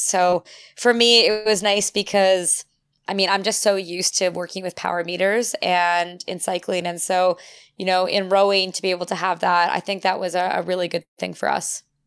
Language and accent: English; St. Catharines, Ontario, Canada; also born or lived in Europe / United States; I'm from Saint Catharines